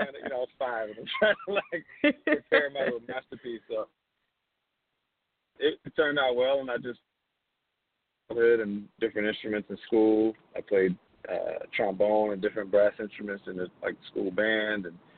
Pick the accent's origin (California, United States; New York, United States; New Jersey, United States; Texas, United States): New Jersey, United States; Hackensack; So I grew up in a house in Hackensack, New Jersey. It's my hometown. I was born and raised there.